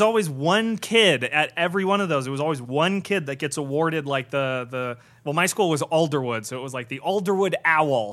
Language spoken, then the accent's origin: English; Irvine, California, United States; I grew up in Southern California my entire life, I, uh, in Irvine, like, uh, the planned community.